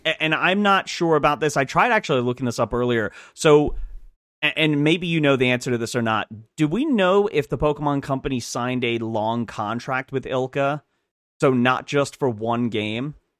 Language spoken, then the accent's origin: English; United Kingdom; now in United States; I'm British, I just am no longer British because I got my citizenship, so I'm British, American British